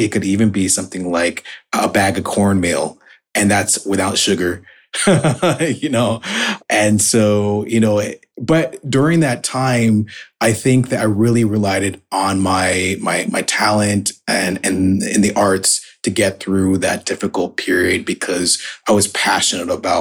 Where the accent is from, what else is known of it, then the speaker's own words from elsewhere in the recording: Oregon, United States; also born or lived in Salt Lake City, Utah; I was born in Salt Lake City, Utah, which is an unusual place for a Black American to be born, certainly at that time. And then we moved to Oregon